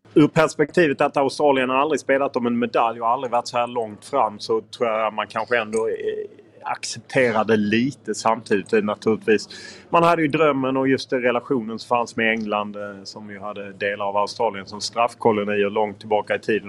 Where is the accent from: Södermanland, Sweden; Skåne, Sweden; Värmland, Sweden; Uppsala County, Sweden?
Skåne, Sweden; Lund; now in Stockholm, Sweden; jag är från Lund